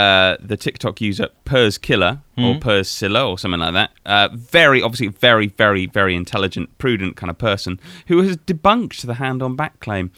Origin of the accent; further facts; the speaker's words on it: United Kingdom; I am British